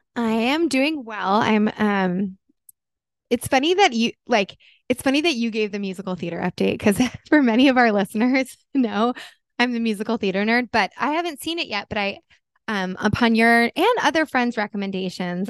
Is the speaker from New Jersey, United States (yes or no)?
yes; New Jersey, United States; moved away; I'm from Jersey. We grew up